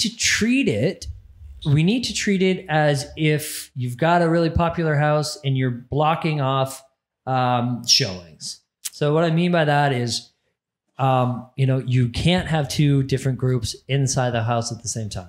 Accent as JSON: {"language": "English", "town": "Barrie", "region": "Ontario", "country": "Canada", "tie": "born or raised there", "said": "my hometown, Barrie, Ontario"}